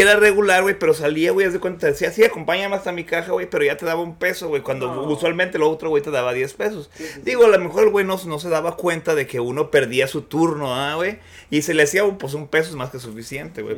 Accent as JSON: {"language": "Spanish", "town": "Puerto Vallarta", "region": "Jalisco", "country": "Mexico", "tie": "born or raised there", "also_born_or_lived": "Mexico City", "said": "nací en el DF, pero no conozco mucho el DF. Oh. Pero entonces pues mi familia es de Jalisco y crecí en Puerto Vallarta"}